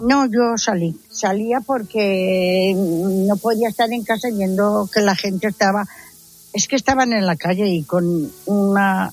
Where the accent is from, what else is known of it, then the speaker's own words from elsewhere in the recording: Valencian Community, Spain; Soy valenciana